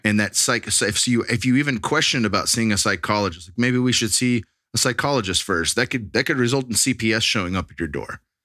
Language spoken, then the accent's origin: English; Bay Area, Silicon Valley, California, United States; now in Texas, United States; I grew up in the Bay Area, in the Silicon Valley